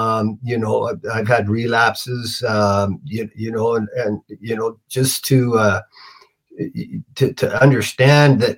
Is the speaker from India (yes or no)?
no; Canada; I'm Canadian